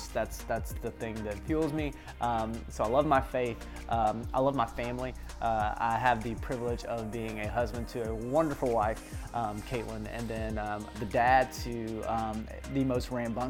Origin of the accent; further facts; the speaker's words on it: the Bible Belt, United States; growing up in the Bible Belt